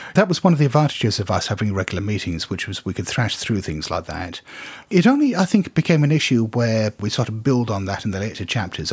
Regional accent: Hong Kong; I come from Hong Kong

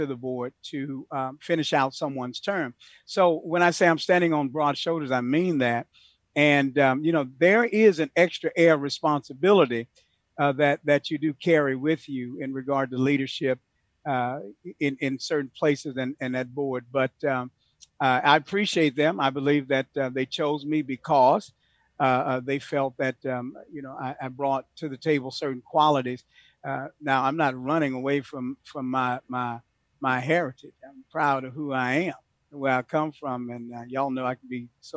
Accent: Houston, Texas, United States; I'm a product of that in Houston, Texas. I grew up in the Third Ward, Cashmere Garden, Sunnyside, all of the hoods

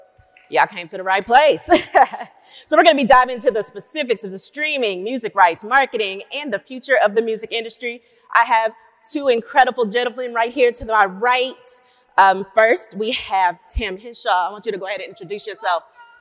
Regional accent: Austin, Texas, United States; I was based right here in Austin, Texas. This is my home, Hook 'em Horns.

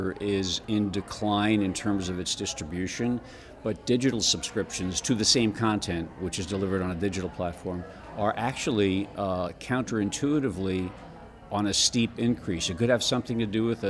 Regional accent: New Jersey, United States; now in Lafayette, United States; I'm from New Jersey

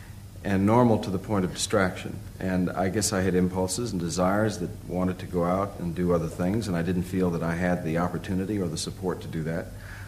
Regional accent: California, United States; moved away as an adult; It had a lot to do with growing up in California, where the sun did always shine.

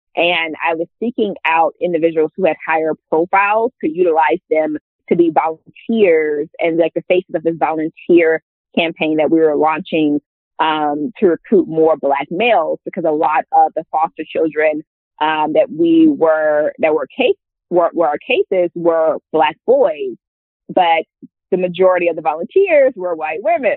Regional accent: Hammond, Louisiana, United States; also born or lived in New Orleans, Louisiana; born and raised in Louisiana. Um, I'm from a smaller city called Hammond, Louisiana.

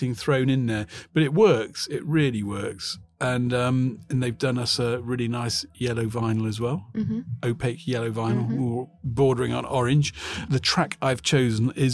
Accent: England, United Kingdom; We are English.

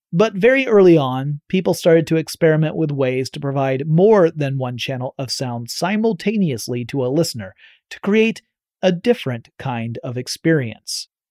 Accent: Georgia, United States; growing up in Georgia, meant we were just a short 8 to 10 hour drive from Walt Disney World in Florida.

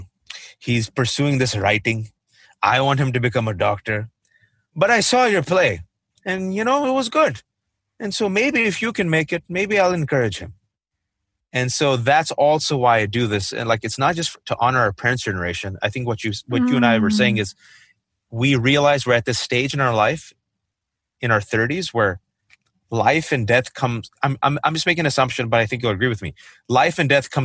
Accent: Fremont, California, United States; I grew up in the Bay Area, California, mostly Fremont

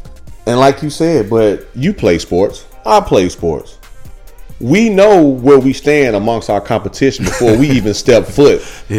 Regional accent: Midwest, United States; also born or lived in Indianapolis; now in Houston, United States; I'm from the Midwest. I met my wife in Indy.

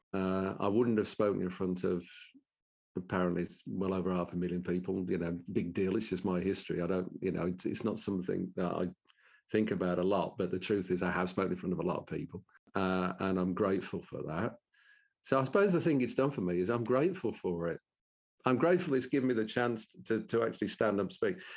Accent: Birmingham, West Midlands, United Kingdom; accent: Brummie; in my best Brummie accent

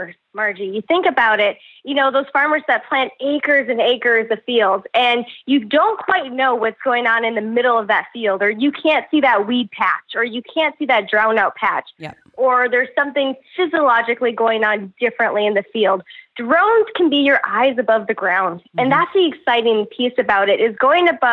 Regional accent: North Dakota, United States; growing up in North Dakota

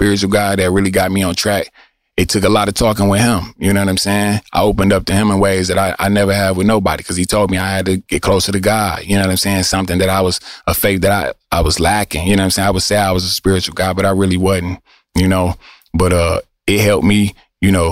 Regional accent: Detroit, Michigan, United States; I'm from Eastside Detroit

